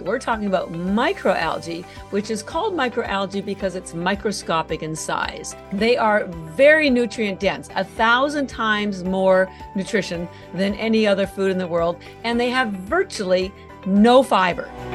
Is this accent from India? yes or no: no; Canada; moved away as an adult; now in Boston, United States; I'm actually Canadian, although I've lived in Boston for thirty-three years. And I mentioned the Canada part on, on, because all my education was done o, there